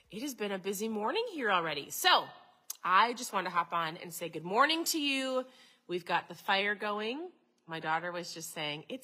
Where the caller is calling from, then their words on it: Minnesota, United States; so I'm tuning in from Minnesota.